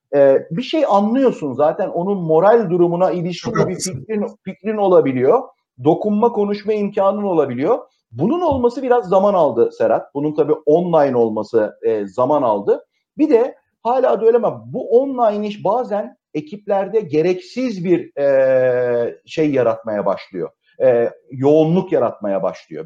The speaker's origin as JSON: {"language": "Turkish", "country": "Turkey", "said": "biz tipik bir Akdeniz ülkesiyiz"}